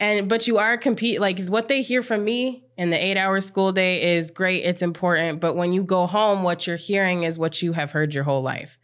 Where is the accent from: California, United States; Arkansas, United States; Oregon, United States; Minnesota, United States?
Minnesota, United States; Apple Valley; I grew up in Apple Valley, Minnesota, um, did K through twelve education in District one ninety-six schools